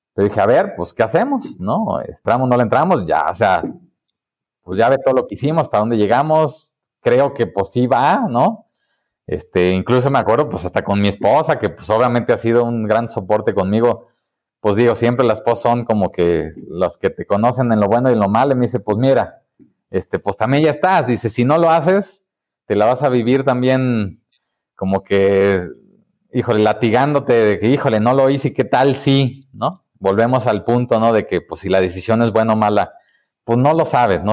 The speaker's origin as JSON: {"language": "Spanish", "country": "Mexico", "also_born_or_lived": "Guadalajara", "said": "somos los emprendedores mexicanos"}